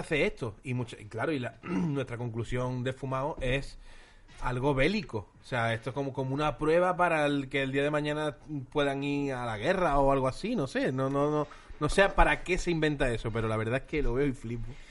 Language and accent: Spanish; Málaga, Andalusia, Spain; also born or lived in Madrid; soy sureño, soy de Málaga